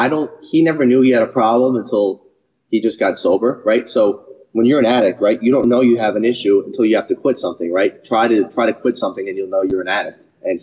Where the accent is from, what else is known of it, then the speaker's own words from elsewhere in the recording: New York, United States; I was born again in Rockland County, New York.